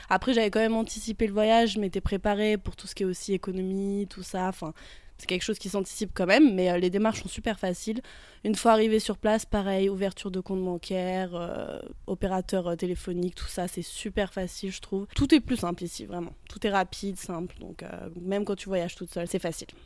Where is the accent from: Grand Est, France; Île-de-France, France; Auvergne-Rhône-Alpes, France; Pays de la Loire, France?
Auvergne-Rhône-Alpes, France; Haute-Savoie; je viens de Haute-Savoie, en France